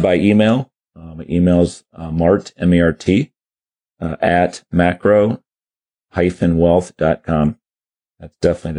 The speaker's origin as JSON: {"language": "English", "country": "Germany", "tie": "born there", "said": "every 7 years we go to Germany. I was born in Germany."}